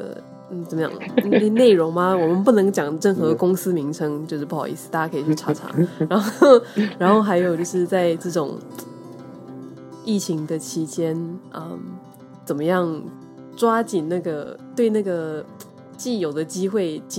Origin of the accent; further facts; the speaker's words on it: Taipei, Taiwan; 我台北人。